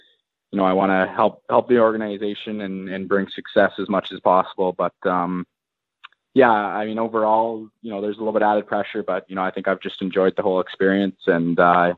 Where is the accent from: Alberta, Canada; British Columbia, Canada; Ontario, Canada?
British Columbia, Canada; Kamloops; I'm born and raised in Kamloops, BC.